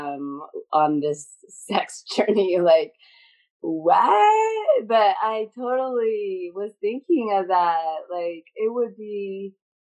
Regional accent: Northern California, United States; I grew up in California, it was like Northern California

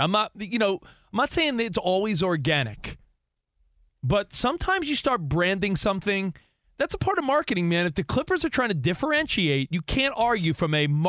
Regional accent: East Coast, United States; now in Los Angeles, United States; East Coast guy living out here

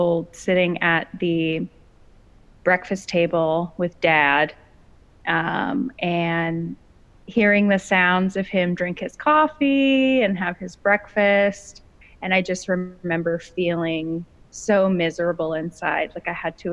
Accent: Los Angeles County, Southern California, United States; I was born and raised in Southern California, specifically Los Angeles County

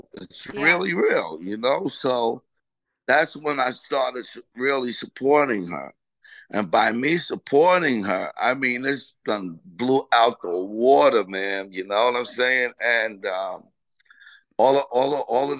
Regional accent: Freeport, New York, United States; moved away as an adult; also born or lived in Roosevelt, Long Island / Las Vegas / Los Angeles; I was born and raised in Freeport, and I moved to Roosevelt in 1974

